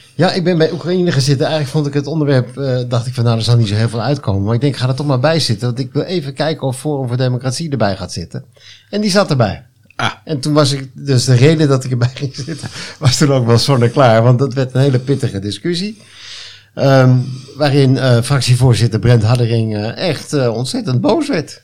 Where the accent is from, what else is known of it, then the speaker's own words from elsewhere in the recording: Hilversum, North Holland, Netherlands; now in Flevoland, Netherlands; woon daar met veel plezier, maar ja, ik kom thuis in Hilversum, daar ben ik geboren